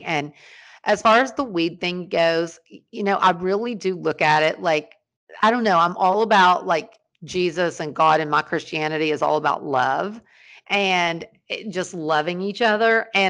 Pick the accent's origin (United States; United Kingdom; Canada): United States; Ashland, Kentucky; born there; And the fact that I was born in Ashland, Kentucky, and just handed to my mom and dad